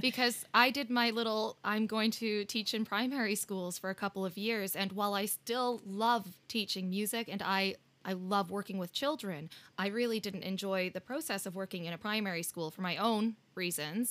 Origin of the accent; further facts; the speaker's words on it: Canada; now in United Kingdom; we're both Canadian and we live in the U K